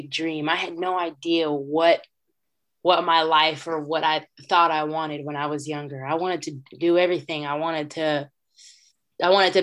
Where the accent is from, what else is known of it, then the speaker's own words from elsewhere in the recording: Richmond, California, United States; I grew up in Richmond, California